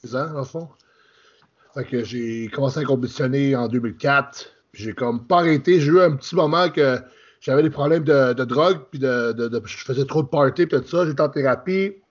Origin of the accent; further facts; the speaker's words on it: Quebec, Canada; moved away as an adult; now in Ontario, Canada; Je suis euh, français du Canada. Dans j'ai grandi au Québec. Là, j'habite en Ontario.